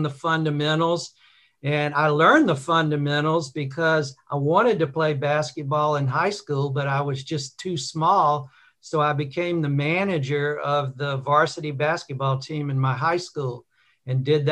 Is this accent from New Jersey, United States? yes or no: no; Mobile, Alabama, United States; also born or lived in Birmingham, Alabama; I was born in Birmingham, Alabama, grew up in Mobile along the Gulf Coast